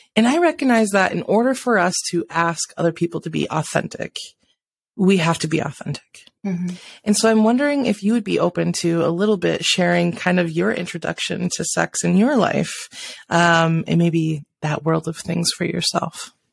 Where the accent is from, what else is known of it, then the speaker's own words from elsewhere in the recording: South Dakota, United States; moved away; also born or lived in Washington; I grew up in South Dakota, spent half my life out in Washington, uh, and just came back a couple years ago